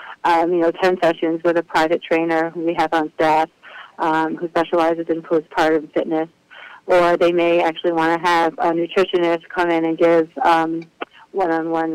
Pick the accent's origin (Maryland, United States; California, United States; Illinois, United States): Maryland, United States; Silver Spring; I grew up in Silver Spring, which is a Orthodox community